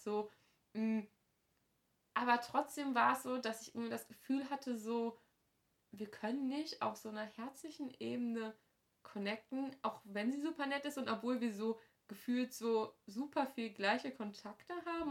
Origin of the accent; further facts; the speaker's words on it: Hamm, North Rhine-Westphalia, Germany; meiner Heimatgemeinde in Hamm